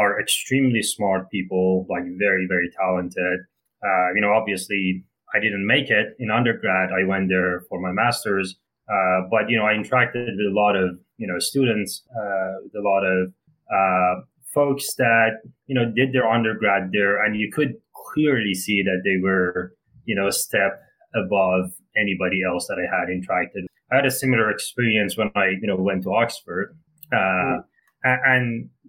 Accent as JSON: {"language": "English", "area": "near Shiraz", "region": "Fars", "country": "Iran", "tie": "born or raised there", "moved": "yes", "said": "I am actually from south of Iran, near a city called Shiraz, which is very similar to the famous wine. So I grew up in a relatively small town, maybe about 100,000"}